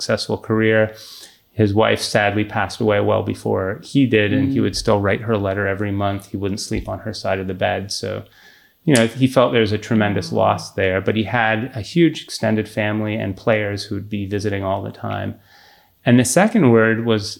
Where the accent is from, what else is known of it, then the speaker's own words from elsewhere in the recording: Canada; growing up in Canada